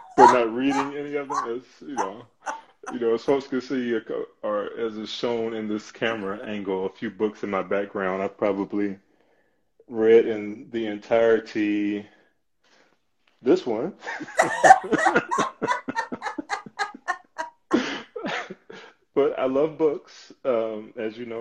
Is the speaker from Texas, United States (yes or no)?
yes; Texas, United States; my life growing up in the South of growing up in Texas